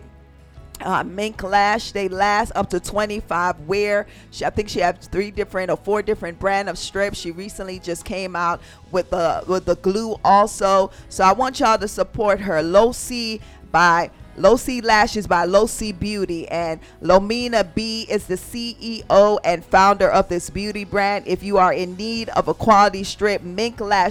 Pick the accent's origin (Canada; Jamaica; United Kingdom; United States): Jamaica; I'm from Jamaica